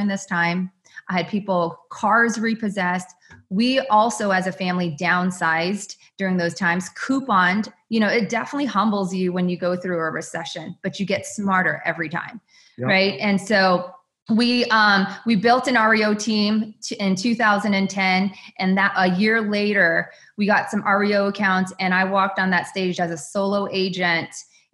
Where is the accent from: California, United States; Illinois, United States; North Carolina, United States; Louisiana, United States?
California, United States; Bay Area; moved away as an adult; also born or lived in Phoenix; I had been born and raised in the Bay Area